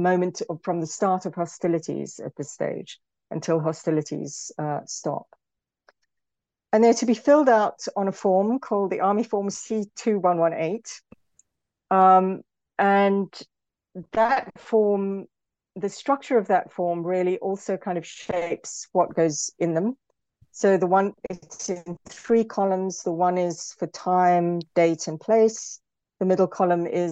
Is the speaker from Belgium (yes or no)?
no; South Africa; moved away; also born or lived in Britain; as a South African, for example, I'm often thought, especially in Britain, the way I talk is often sometimes assumed to be aggressive